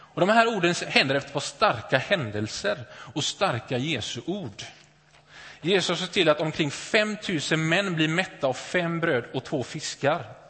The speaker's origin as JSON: {"language": "Swedish", "town": "Gothenburg", "region": "Västra Götaland", "country": "Sweden", "tie": "born or raised there", "said": "Jag är uppvuxen i, uppvuxen i Åkered, Näset, västra Göteborg, övre medelklass."}